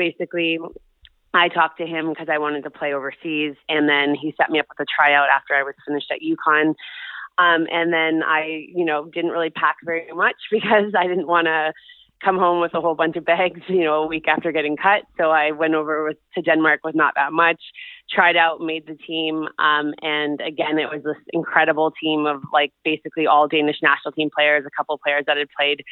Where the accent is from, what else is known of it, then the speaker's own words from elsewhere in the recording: Vancouver, British Columbia, Canada; I grew up in Vancouver